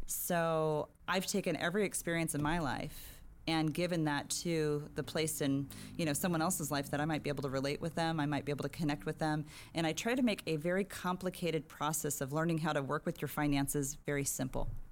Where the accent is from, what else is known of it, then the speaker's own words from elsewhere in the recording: San Diego, California, United States; also born or lived in Riverside, California; when Just I was four years old, uh, family moved down here to San Diego. I've been here ever since